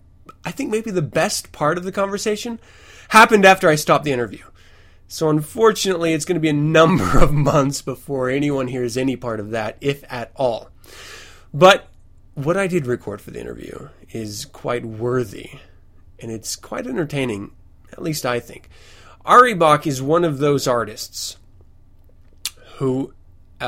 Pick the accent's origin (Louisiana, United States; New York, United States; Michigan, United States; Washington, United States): Washington, United States; Fort Lewis; I was born 514 in Fort Lewis, Washington, to Kimberly and Tom, my parents